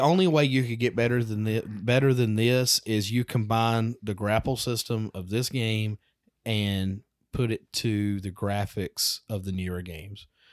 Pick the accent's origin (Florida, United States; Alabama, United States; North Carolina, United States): Alabama, United States; I'm a redneck from Alabama